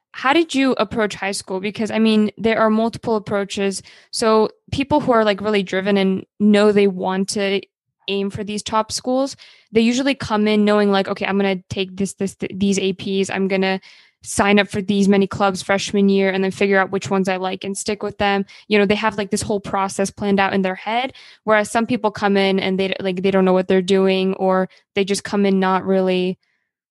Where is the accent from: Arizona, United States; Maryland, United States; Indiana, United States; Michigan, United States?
Maryland, United States; I'm also from Maryland